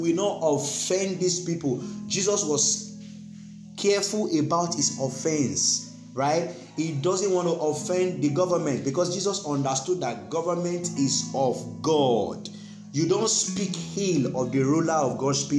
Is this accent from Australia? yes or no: no; Nigeria; us as Nigerians